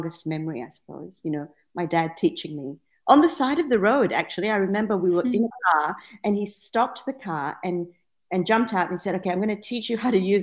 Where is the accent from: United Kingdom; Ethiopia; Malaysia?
Malaysia; Penang; now in Perth, Australia; I grew up in Penang in Malaysia